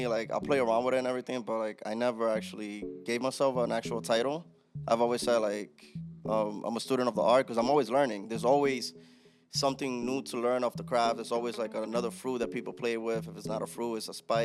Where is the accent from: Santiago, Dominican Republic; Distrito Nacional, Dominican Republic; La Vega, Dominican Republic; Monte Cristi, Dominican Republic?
La Vega, Dominican Republic; Jarabacoa; moved away; Dominican Republic, from Jarabacoa